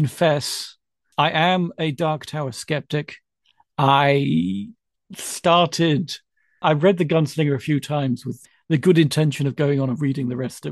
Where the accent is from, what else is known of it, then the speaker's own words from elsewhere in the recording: Ducklington, South East England, United Kingdom; I grew up in Oxfordshire in a very tiny little village called Ducklington